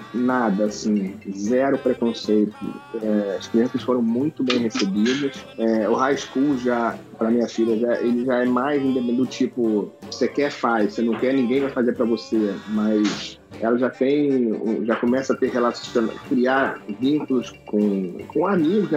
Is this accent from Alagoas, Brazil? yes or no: no; Petrópolis, Rio de Janeiro, Brazil; moved away as an adult; also born or lived in Barra da Tijuca, Rio de Janeiro; now in Orlando, United States; Fui criado na Serra, em Itaipava